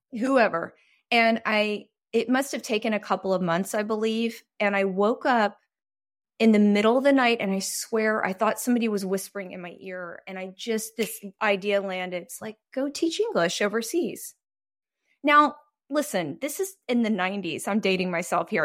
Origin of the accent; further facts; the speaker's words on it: Texas, United States; moved away as an adult; also born or lived in Greece / Taiwan; I was raised in a fairly religious situation just 'cause I grew up in Texas